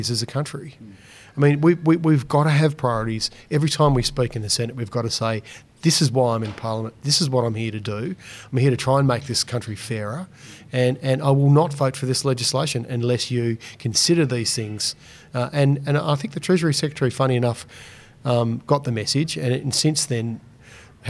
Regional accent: Launceston, Tasmania, Australia; I got some funding for a co-working space in Launceston in my hometown

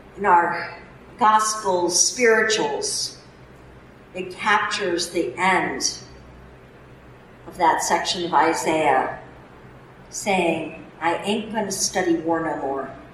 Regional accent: Newtown, Connecticut, United States; now in Massachusetts, United States; my hometown of Newtown, Connecticut.

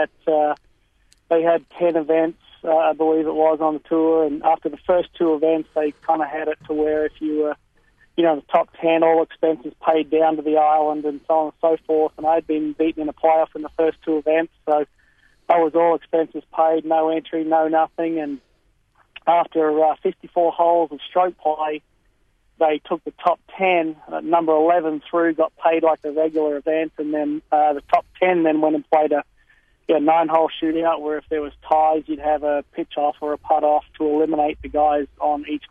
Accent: Brisbane, Queensland, Australia; moved away as an adult; also born or lived in Texas, United States; now in United States; I was born and raised in Brisbane, lived over there in Australia until about 1997.

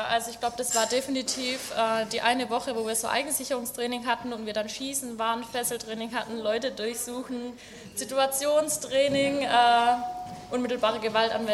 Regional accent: Baden-Württemberg, Germany; accent: Swabian; Ja, also vielleicht hört man es ein bisschen. Ich komme eigentlich aus dem Schwabenland, äh, aus der Nähe von Stuttgart. Aber so krass schwäbel ich dann auch wieder nicht.

